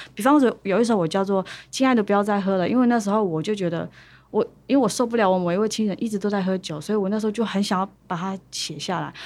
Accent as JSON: {"language": "Chinese", "town": "Chunri", "region": "Pingtung County", "country": "Taiwan", "said": "来自屏东县春日乡"}